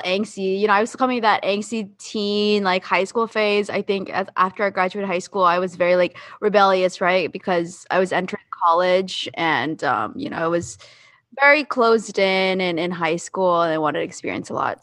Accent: Jacksonville, Florida, United States; moved away as an adult; also born or lived in South Korea; growing up Asian, specifically Filipino in Jacksonville

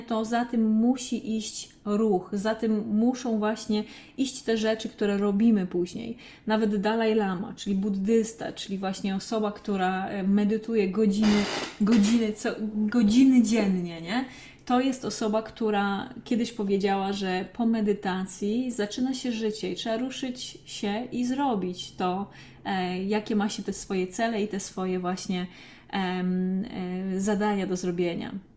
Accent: Krzykawa, Lesser Poland, Poland; also born or lived in Katowice; now in Warsaw, Poland; ja mieszkałam właśnie pod Olkuszem, pochodzę właśnie z takiej małej, pięknej miejscowości Krzykawa e, pod Olkuszem

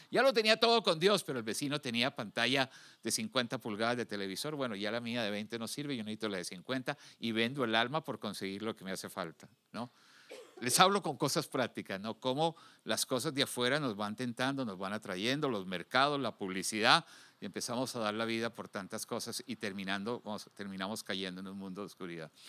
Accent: Colombia; now in Houston, United States; cuando estaba en mi país, Colombia, de origen

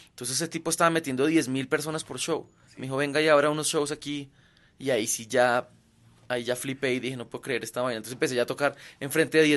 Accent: Belgium; Yo soy de Bélgica.

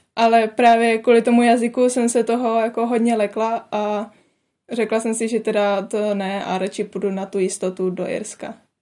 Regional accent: Czechia; moved away as an adult; now in Ireland; z České republiky

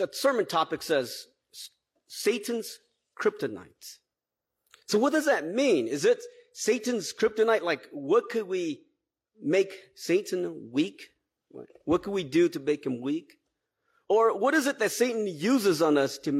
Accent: Twin Cities, Minnesota, United States; I grew up here in the Twin Cities

